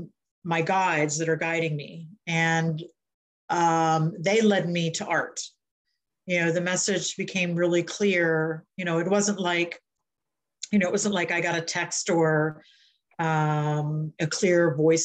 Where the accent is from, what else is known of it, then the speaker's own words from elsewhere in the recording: Delaware, United States; I live in Milton, Delaware, near the ocean. I'm from Delaware